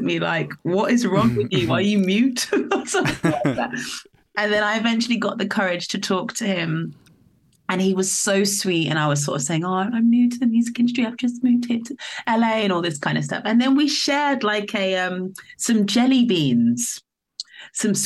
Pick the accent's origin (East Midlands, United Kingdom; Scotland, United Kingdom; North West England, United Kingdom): East Midlands, United Kingdom; Northampton; I'm not from London. I'm from a small town was raised in the countryside in a village outside Northampton